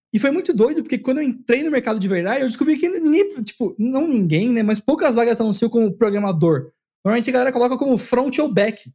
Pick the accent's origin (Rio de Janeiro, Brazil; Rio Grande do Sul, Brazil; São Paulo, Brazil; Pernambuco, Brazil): São Paulo, Brazil; also born or lived in Vila Mariana, São Paulo; hoje eu tô morando na Vila Mariana, eu nasci e cresci lá na Zona Leste